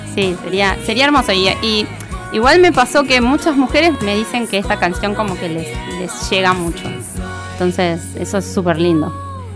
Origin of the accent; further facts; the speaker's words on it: Buenos Aires, Argentina; moved away as an adult; now in Ciudad Evita, Argentina; Yo actualmente vivo en Ciudad Evita, eh, pero toda la vida crecí en Capital. Hace cuatro años recién me mudé para allá y crecí por Flores y por Caballito.